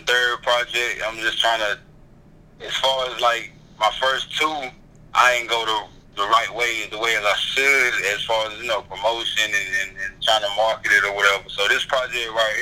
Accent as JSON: {"language": "English", "town": "Wilson", "region": "North Carolina", "country": "United States", "tie": "born or raised there", "also_born_or_lived": "Goldsboro / LaGrange", "said": "I'm from Wilson, born in Wilson, raised in Wilson"}